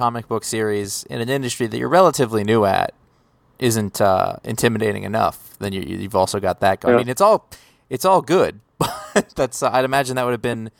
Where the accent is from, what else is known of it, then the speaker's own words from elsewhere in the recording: Maine, United States; I'm from Maine